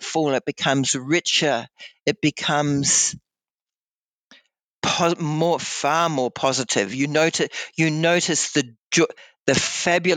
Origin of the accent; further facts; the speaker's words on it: New Zealand; now in Blue Mountains, Australia; I had been born and bred in New Zealand